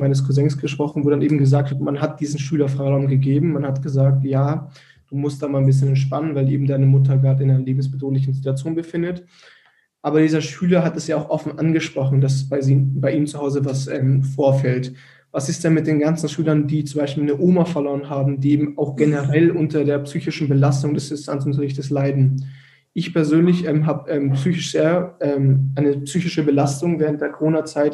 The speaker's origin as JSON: {"language": "German", "town": "Erlangen", "region": "Bavaria", "country": "Germany", "said": "bei uns in Erlangen"}